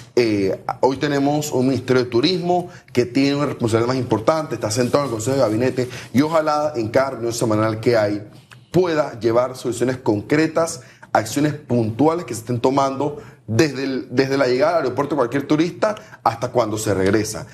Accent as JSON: {"language": "Spanish", "country": "Panama", "said": "somos los panameños del avión"}